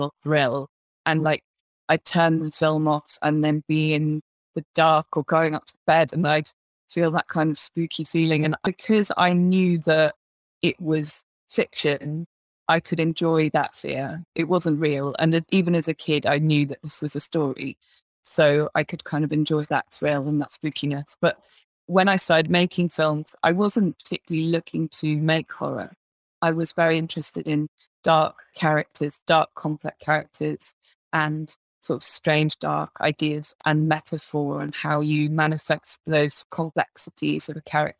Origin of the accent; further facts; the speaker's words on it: Wales, United Kingdom; I grew up in Wales, in the middle of nowhere